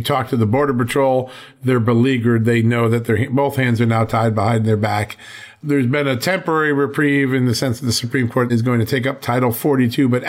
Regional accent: Virginia, United States; in my home state of Virginia

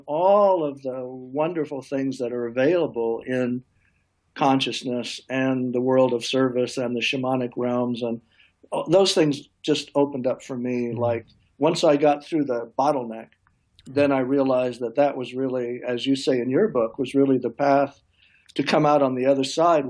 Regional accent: Nebraska, United States; I grew up in Nebraska where my father was a professor at a small college

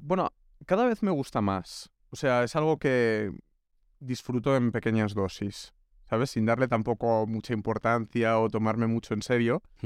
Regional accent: Pineda de Mar, Catalonia, Spain; moved away as an adult; also born or lived in Barcelona; now in Madrid, Spain; Yo he estudiado en Barcelona, pero soy de un pueblo que se llama Pineda

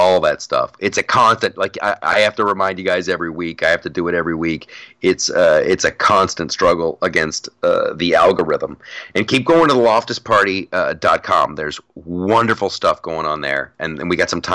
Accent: Columbus, Ohio, United States; I'm from Columbus, Ohio

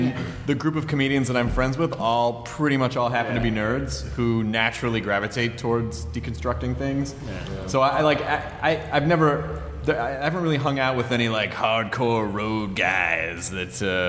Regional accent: Memphis, Tennessee, United States; I've never done comedy in my hometown, which is Memphis. I don't think I want to do comedy there.

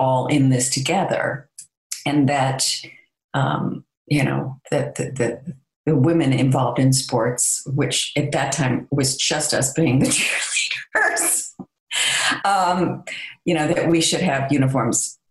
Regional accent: Skokie, Illinois, United States; growing up in Skokie to have grown up in a Jewish community

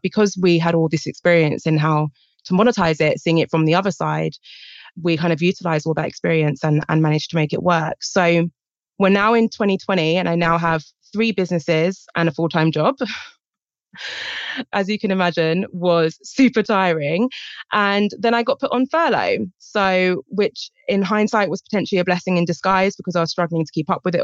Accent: United Kingdom

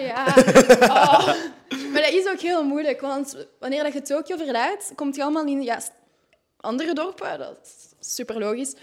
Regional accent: Tervuren, Flanders, Belgium; moved away as an adult; now in Vilvoorde, Belgium; ik ben afkomstig van Tervuren en dat is daar enorm rustig

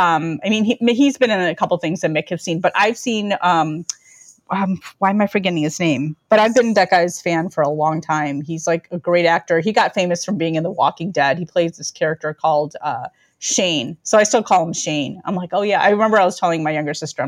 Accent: Chicago, Illinois, United States; I was born in Chicago, raised in the northern suburbs

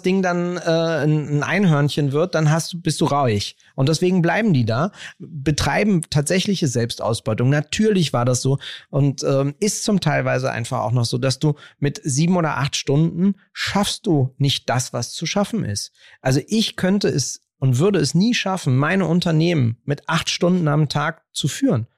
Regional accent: Berlin, Germany; Ich bin ja in Kreuzberg aufgewachsen

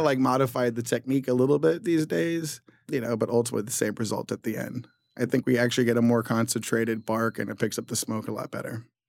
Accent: Southern California, United States; now in New York, United States; I'm from Southern California

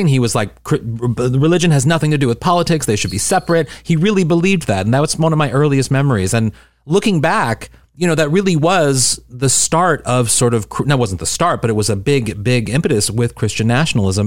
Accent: St. Louis, Missouri, United States; I'm from Saint Louis, Missouri and a suburb in Saint Louis

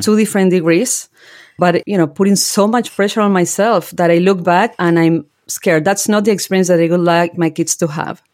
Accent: General Belgrano, Buenos Aires Province, Argentina; moved away as an adult; now in New Jersey, United States; I grew up in General Belgrano, that is a very small rural town in Argentina

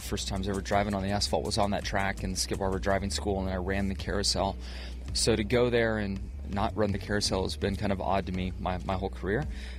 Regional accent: near Sonoma, California, United States; I grew up not far from there.

